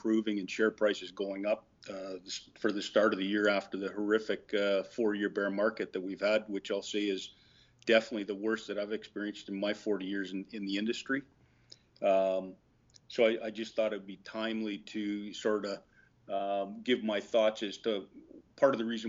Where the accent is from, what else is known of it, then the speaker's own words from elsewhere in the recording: Vancouver, British Columbia, Canada; I'm from Canada, from Vancouver